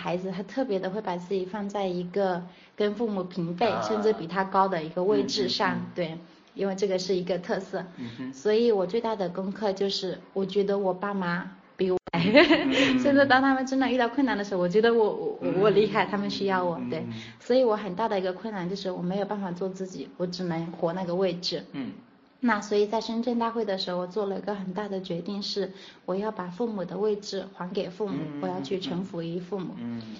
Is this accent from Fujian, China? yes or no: yes; Changting, Fujian, China; also born or lived in Shenzhen; now in Fuzhou, China; 从长汀，当时龙岩长汀，我的老家，